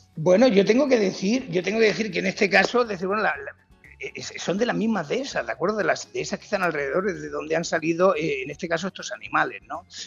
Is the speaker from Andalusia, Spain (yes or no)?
yes; Valle de los Pedroches, Andalusia, Spain; moved away; para mí esa es mi tierra